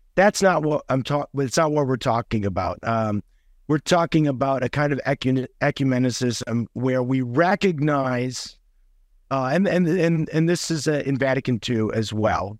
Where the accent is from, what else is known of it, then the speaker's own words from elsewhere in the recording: Chicago, Illinois, United States; also born or lived in Germany; I grew up Roman Catholic in South Side Chicago